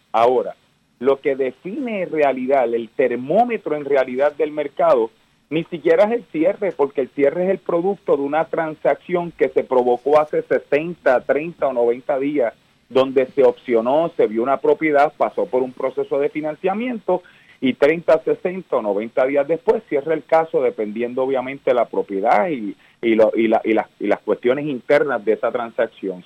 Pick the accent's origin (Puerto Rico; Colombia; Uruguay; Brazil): Puerto Rico; Cayey; yo vengo del pueblo de Calley, eh, eh, vengo de una familia humilde